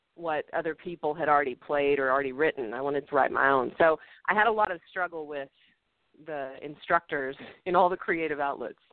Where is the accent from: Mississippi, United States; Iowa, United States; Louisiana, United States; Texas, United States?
Texas, United States; Littlefield; I was born in Littlefield, Texas